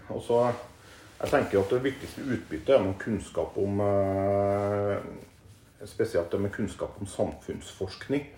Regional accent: Klæbu, Trøndelag, Norway; moved away as an adult; also born or lived in Nord-Norge / Oslo / Stavern; now in Østfold, Norway; Jeg er oppvokst i Klæbu, som etter hvert har blitt en del av eh, Trondheim kommune.

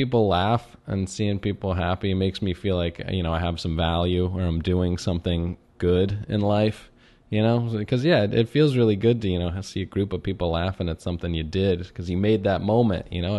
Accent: Chevy Chase, Maryland, United States; Yeah, I grew up in Chevy Chase, Maryland, which is right on the border of the city, which is funny because Chevy Chase, Maryland

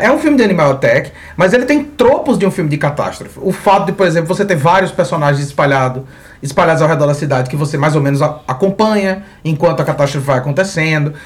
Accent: Mossoró, Rio Grande do Norte, Brazil; como a gente é de Mossoró, a chuva é um evento raro

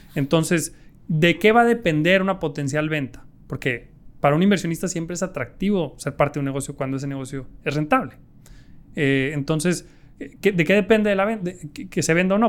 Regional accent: Mexico; yo me quiero morir haciendo negocios en mi país

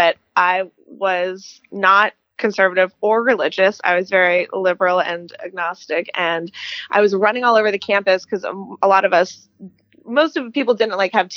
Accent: Clarion, Pennsylvania, United States; I grew up in Western Pennsylvania, a small town called Clarion

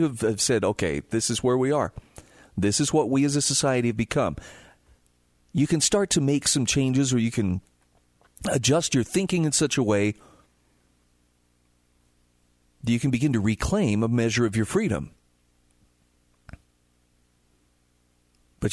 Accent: Utah, United States; my home state of Utah

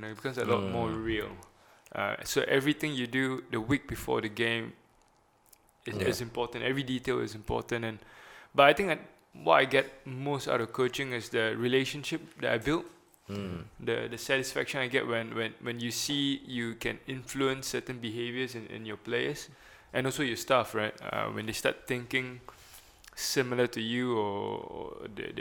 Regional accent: Tampines, Singapore; I was born and raised in Tampines

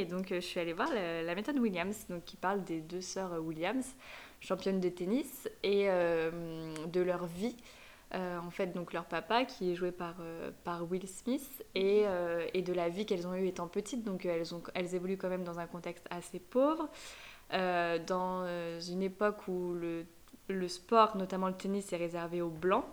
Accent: France; also born or lived in Madrid / Paris; J'adore la France, c'est mon pays, je suis française

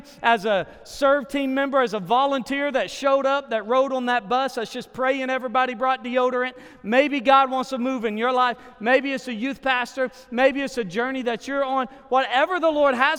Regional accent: Arkansas, United States; moved away as an adult; also born or lived in Texas / Nashville, Tennessee; now in Oklahoma City, United States; I actually moved to Oklahoma 3 years ago. I'm originally from Arkansas

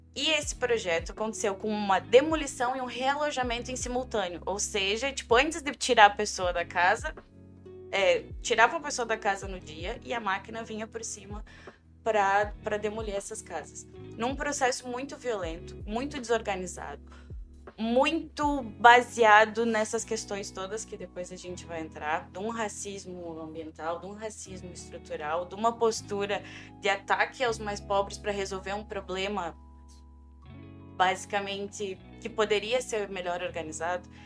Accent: interior of Rio Grande do Sul, Brazil; moved away as an adult; also born or lived in Pelotas, Brazil; now in Almada, Portugal; Eu sou do interior do Rio Grande do Sul. Uhum. Eu nasci em Pelotas, mas eu cresci. Pelotas é uma cidade que não me quis, então logo eu fui para o centro do estado

